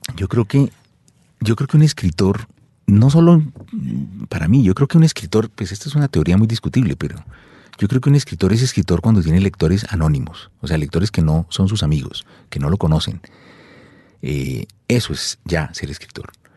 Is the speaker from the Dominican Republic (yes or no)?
no; Colombia; soy colombiano